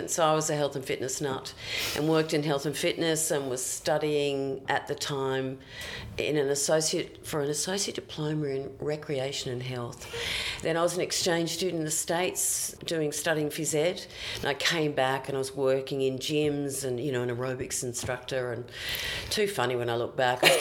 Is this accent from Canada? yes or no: no; Queensland, Australia; you can always take the girl out of Queensland. You can never take Queensland out